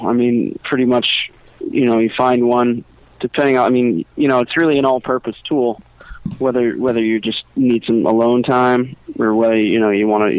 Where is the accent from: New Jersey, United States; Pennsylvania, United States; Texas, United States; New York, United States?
Pennsylvania, United States; we're from Pennsylvania.